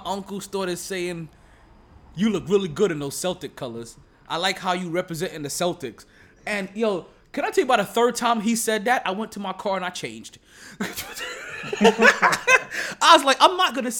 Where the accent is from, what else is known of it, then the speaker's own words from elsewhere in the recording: Jamaica; as a Jamaican, like, we use a whole different side of the pork